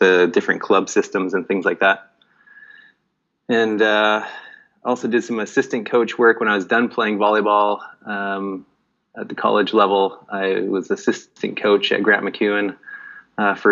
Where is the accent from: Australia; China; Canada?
Canada; Nelson, British Columbia; now in Vietnam; I grew up in Canada in a small town called Nelson, BC